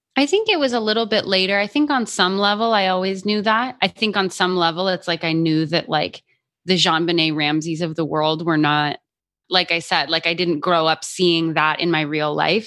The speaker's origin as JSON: {"language": "English", "town": "Albuquerque", "region": "New Mexico", "country": "United States", "tie": "born or raised there", "also_born_or_lived": "Boston", "moved": "yes", "said": "I grew up in Albuquerque, New Mexico"}